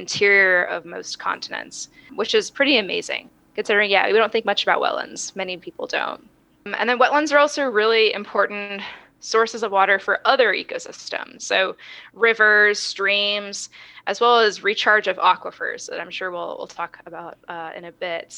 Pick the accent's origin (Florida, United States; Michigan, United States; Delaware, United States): Florida, United States; moved away as an adult; also born or lived in California; now in Texas, United States; I'm originally from Florida